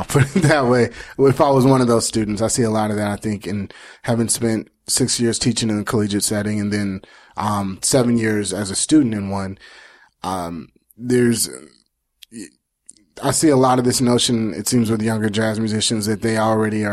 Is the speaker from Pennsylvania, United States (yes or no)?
no; Nashville, Tennessee, United States; also born or lived in New York; I'm a very, very proud native Nashvillian, born and raised